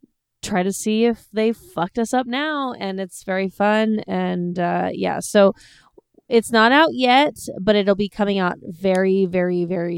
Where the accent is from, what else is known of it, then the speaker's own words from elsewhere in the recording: United States; I grew up in the United States.